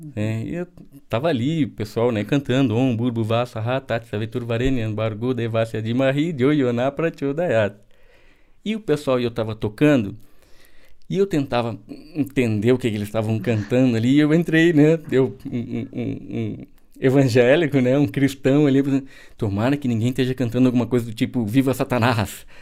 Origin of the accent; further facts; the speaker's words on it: Porto Alegre, Rio Grande do Sul, Brazil; moved away; also born or lived in Pernambuco; eu nasci em Porto Alegre, eu sou gaúcho